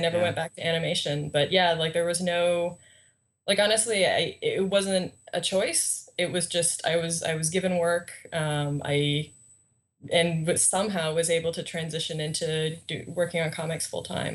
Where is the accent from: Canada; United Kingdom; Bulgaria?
Canada; I'm Canadian